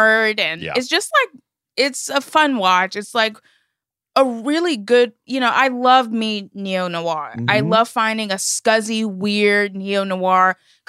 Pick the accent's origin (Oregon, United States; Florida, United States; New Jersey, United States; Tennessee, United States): Florida, United States; Miami; moved away as an adult; also born or lived in Chicago / Louisiana; no, I'm not from New Orleans or Lauraville, the small town where my mom lives now. I just go home there. I'm actually born and raised in Miami, Florida.